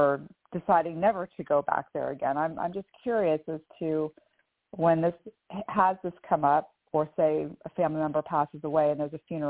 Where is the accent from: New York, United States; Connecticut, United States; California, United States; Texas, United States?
California, United States; moved away as an adult; now in Sarasota, United States; I was born and raised in California, and I still have friends and family in the small city where I was raised